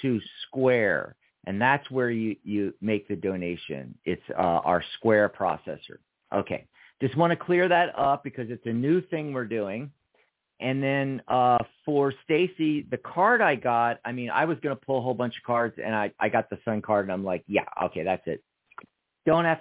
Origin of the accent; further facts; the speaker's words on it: Pennsylvania, United States; moved away as an adult; also born or lived in Seattle / Lake Stevens, Washington / San Francisco / Los Angeles; now in Tucson, United States; I escaped Pennsylvania when I was 18